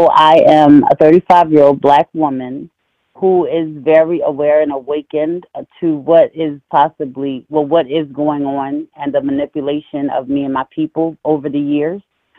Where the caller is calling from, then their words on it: Maryland, United States; I'm calling from Maryland.